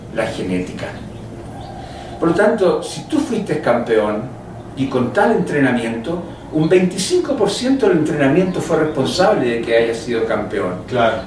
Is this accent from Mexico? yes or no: no; Chile; Yo vengo de Chile